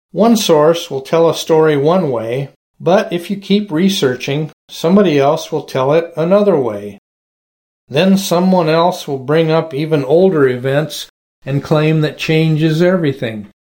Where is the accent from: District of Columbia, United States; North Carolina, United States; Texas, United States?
District of Columbia, United States; Washington; I grew up in Washington, D.C., back when we still had racial segregation